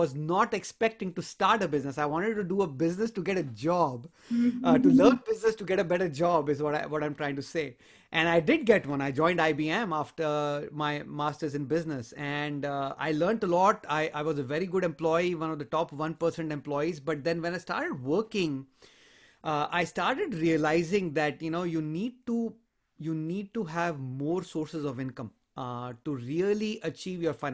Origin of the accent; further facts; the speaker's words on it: India; moved away as an adult; I'm originally from India, and I came here a long, long time ago, about 20, 21 years ago to this country to pursue my higher studies